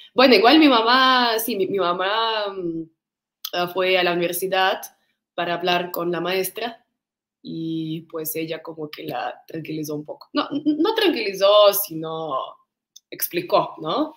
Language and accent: Spanish; Moscow, Russia; Spanish is a second language; also born or lived in Mykolaiv, Ukraine / India; now in Mexico; En un pueblo que se llama Nikolaev, pero mi familia se mudó a Moscú, pues conmigo, a Moscú, a Rusia, cuando yo tenía como 6, 7 añitos